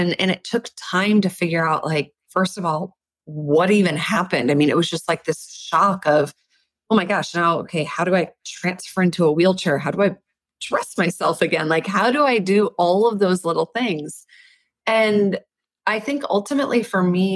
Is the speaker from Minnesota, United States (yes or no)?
yes; Minnesota, United States; I grew up in Minnesota and I'm the baby of three girls